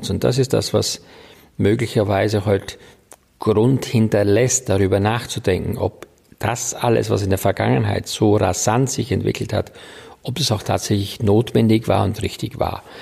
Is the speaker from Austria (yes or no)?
yes; Styria, Austria; Ja, ich komme gebürtig aus der Oststeiermark. Das ist also ein kleiner Teil der Steiermark im Osten sozusagen. Äh, und dort bin ich auf einem Bauernhof groß geworden